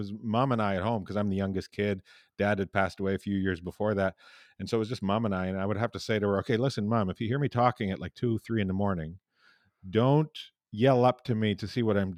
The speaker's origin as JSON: {"language": "English", "town": "Tisdale", "region": "Saskatchewan", "country": "Canada", "tie": "born or raised there", "said": "my hometown. I don't know how proud they are, but..."}